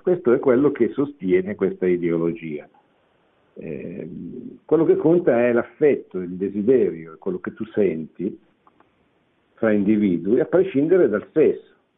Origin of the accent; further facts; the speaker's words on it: Italy; sono nato in Italia